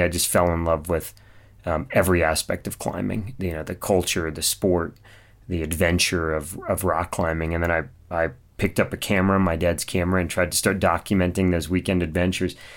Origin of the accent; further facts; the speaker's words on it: Mojave Desert of California, United States; I grew up in the Mojave Desert of California, so kind of out near Edwards Air Force Base.